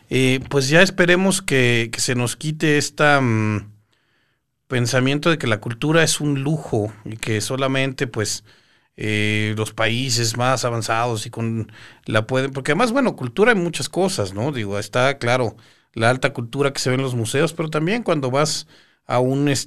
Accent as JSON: {"language": "Spanish", "region": "Yucatán", "country": "Mexico", "said": "extrañamos el poder salir de la ponencia y ver a nuestro cuate de Chihuahua, yo soy de Yucatán"}